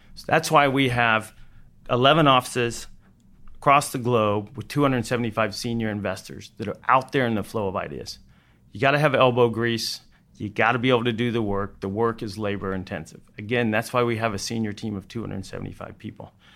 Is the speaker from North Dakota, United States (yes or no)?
no; Fort Worth, Texas, United States; also born or lived in Austin; I decided I wanted to go back to my hometown, Fort Worth